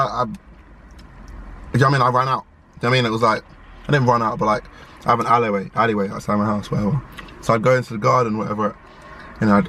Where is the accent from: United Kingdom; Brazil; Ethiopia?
United Kingdom; London; growing up in London, in the inner city